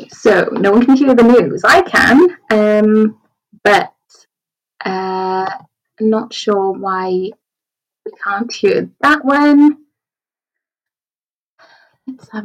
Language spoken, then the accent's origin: English; Wales, United Kingdom; accent: Welsh; I'm a Key Stage 2 leader, as you can tell by my accent. I teach in Wales